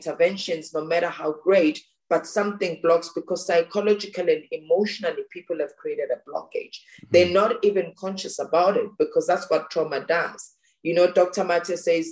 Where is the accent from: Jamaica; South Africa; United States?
South Africa; growing up in South Africa